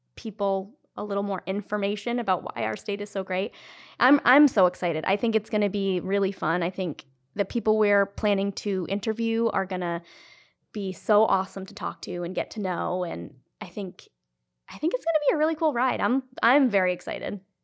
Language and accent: English; Cumberland, Rhode Island, United States; being from Rhode Island my whole life, I grew up in Cumberland.